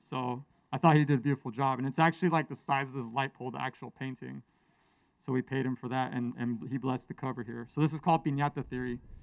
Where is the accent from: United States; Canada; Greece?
United States; San Francisco Bay Area, California; both of my parents were born and raised in Mexico, immigrated in the 70s, and I grew up here in the Bay Area